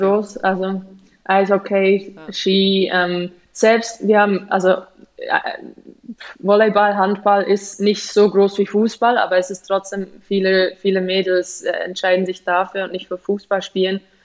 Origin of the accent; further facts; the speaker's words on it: Switzerland; moved away as an adult; also born or lived in Germany / England; als Schweizer